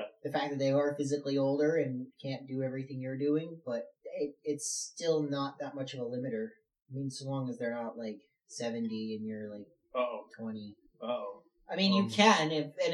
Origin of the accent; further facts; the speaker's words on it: Philadelphia, Pennsylvania, United States; I am from Philadelphia